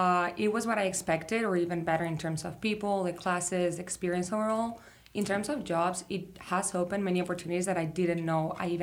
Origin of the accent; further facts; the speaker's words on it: Madrid, Community of Madrid, Spain; moved away as an adult; now in New York, United States; I'm from Spain, Madrid.